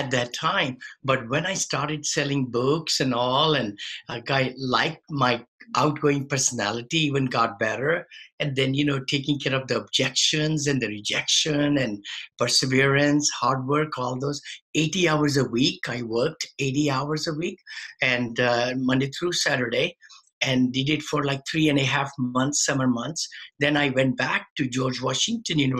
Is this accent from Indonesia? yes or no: no; India; moved away as an adult; now in United States; when I came from India. I had a modest upbringing, everything. Then I did my engineering back there